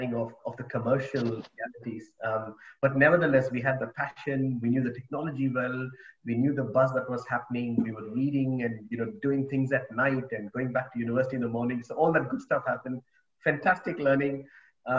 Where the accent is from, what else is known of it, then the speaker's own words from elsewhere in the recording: Bangalore, Karnataka, India; moved away as an adult; also born or lived in United Kingdom / Australia / Japan / New Zealand; I grew up in India, in Bangalore.